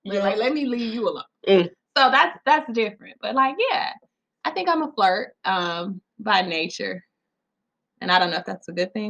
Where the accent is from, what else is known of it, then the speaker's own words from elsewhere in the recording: the South, United States; I'm from the South.